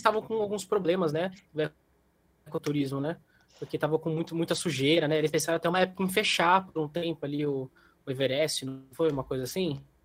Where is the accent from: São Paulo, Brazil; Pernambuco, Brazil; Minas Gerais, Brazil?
São Paulo, Brazil; Campinas; eu sou de Campinas